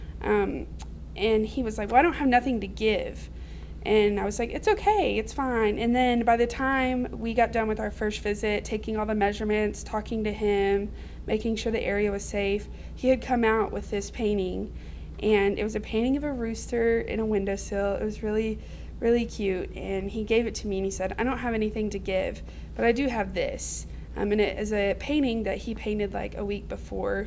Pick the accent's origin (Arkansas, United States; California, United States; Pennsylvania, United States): Arkansas, United States; Fort Smith; now in Russellville, United States; I was raised in the Greenwood, Fort Smith area. Now I live in Russellville.